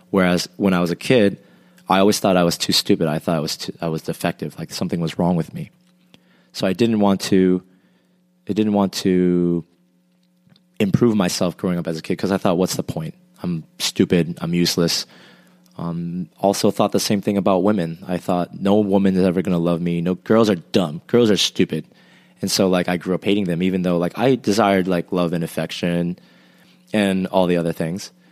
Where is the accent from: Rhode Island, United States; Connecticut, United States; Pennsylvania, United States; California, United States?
Rhode Island, United States; moved away as an adult; now in South Korea; from sixth grade onwards, I lived in Rhode Island. So I would call that my home state, and I would say that's where home is for me if I had to identify and I moved to Korea about seven years ago.